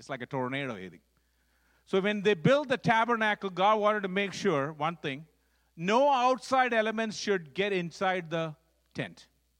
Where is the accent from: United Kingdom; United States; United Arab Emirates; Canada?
United Arab Emirates; Dubai; I grew up actually in Dubai, in the Middle East, because my dad was running a freight forwarding company there, so we grew up there.